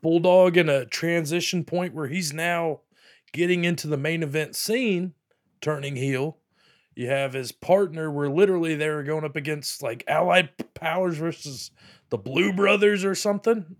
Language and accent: English; Pensacola Beach, Florida, United States; I'm from Pensacola Beach, you know, love it here, but, uh, Florida, obviously.